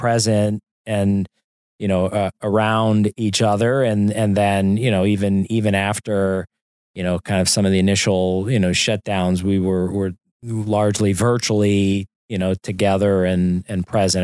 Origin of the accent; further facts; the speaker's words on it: St. Louis, Missouri, United States; moved away; I grew up in Saint Louis